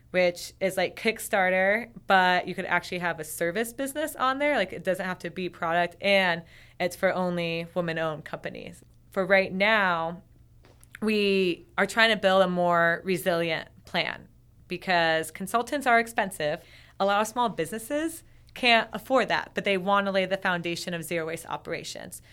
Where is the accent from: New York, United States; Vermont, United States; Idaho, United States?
Vermont, United States; I'm from Vermont.